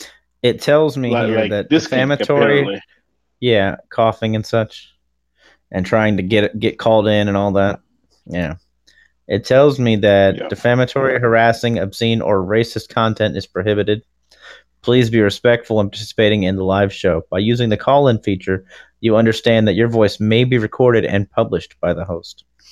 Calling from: Beaufort, Georgia, United States; My house. On my cell phone. In Beaufort, Georgia.

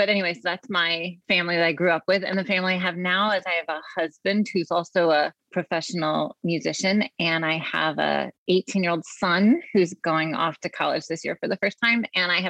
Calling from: Maplewood, New Jersey, United States; I am joining you from my home in Maplewood, New Jersey, which is just outside of New York City.

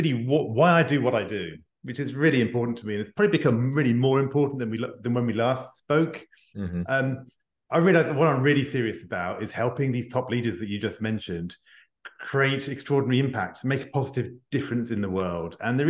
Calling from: Paris, Île-de-France, France; English is a second language; I'm joining you from Paris, just outside of Paris in France. So you can tell by my accent, I'm not born French, but I have adopted the country over the last 20 years.

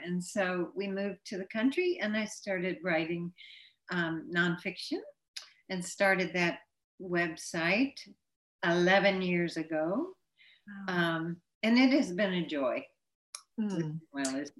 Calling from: Pennsylvania, United States; Bucks County, Pennsylvania.

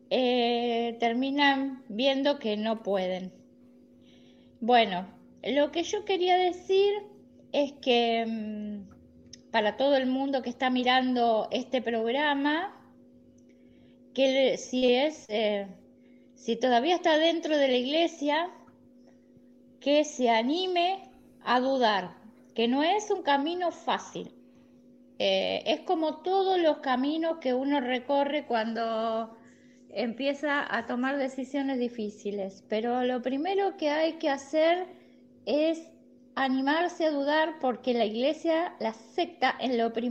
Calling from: La Plata, Buenos Aires Province, Argentina; de La Plata, Argentina.

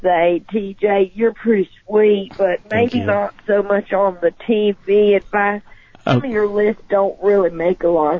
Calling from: Georgia, United States; Well, I'm calling from South Georgia, but I don't want to say exactly where because I don't know who all is listening.

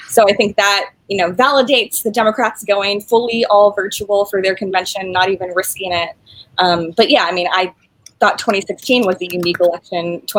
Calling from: Brooklyn, New York, United States; Yeah, I am calling from Brooklyn, New York, where I have been all pandemic long.

